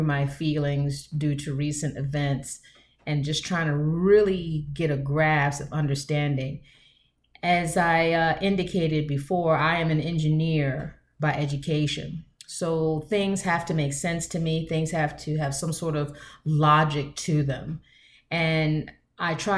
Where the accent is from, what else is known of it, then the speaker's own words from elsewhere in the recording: United States; I am basically almost a 50-year-old Black woman born here in these United States of America